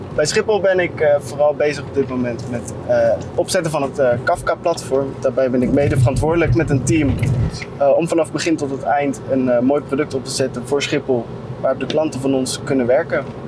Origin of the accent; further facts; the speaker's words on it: Tiel, Gelderland, Netherlands; also born or lived in Nieuwegein; ik ben toevallig geboren in Nieuwegein, waar nu natuurlijk X-Force geplaatst is. En op tweejarige leeftijd ben ik naar Tiel verhuisd.